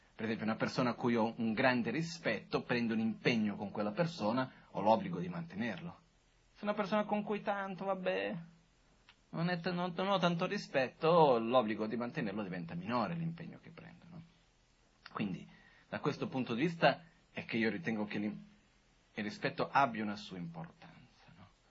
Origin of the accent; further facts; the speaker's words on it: Brazil; sono brasiliano